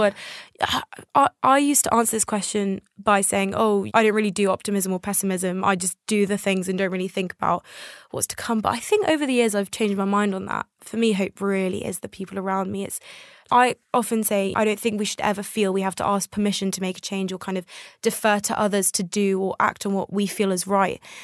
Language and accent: English; United Kingdom; also born or lived in Tel Aviv, Israel; I came to the U K when I was very young. I was a toddler.